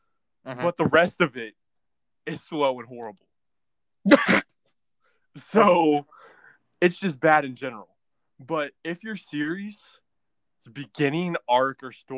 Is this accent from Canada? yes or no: no; United States; I'm an American.